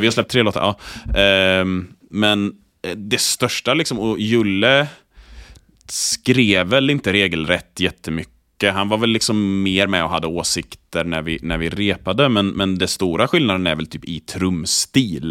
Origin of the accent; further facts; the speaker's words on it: Borås, Västra Götaland, Sweden; Borås där jag är uppvuxen.